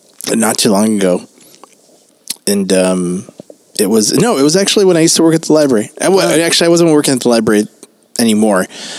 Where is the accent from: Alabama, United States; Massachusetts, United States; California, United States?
California, United States; Los Angeles; we're from Los Angeles.